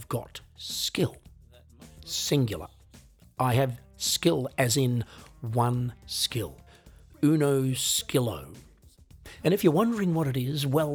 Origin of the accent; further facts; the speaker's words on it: Australia; an Australian musician, songwriter, singer, comedian